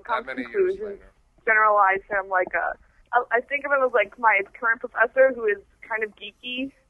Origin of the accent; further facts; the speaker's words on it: Milwaukee, Wisconsin, United States; I'm from Milwaukee.